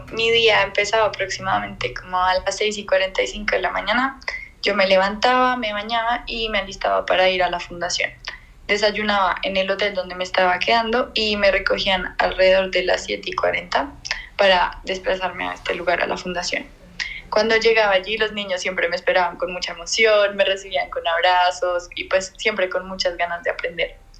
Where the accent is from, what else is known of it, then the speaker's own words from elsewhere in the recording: Bogotá, Colombia; soy de Bogotá, Colombia